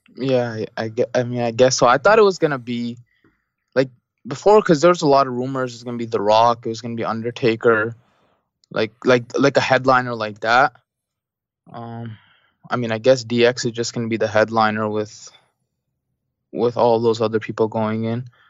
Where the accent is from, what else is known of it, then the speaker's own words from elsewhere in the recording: Canada; I'm Canadian